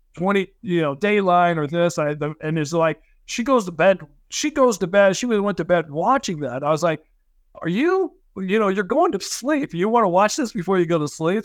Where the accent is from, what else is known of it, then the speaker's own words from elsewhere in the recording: Southern California, United States; also born or lived in Provo, Utah / Salt Lake City, Utah / St. George, Utah; I was born in Provo. I lived here for like six months and then my parents moved to Southern California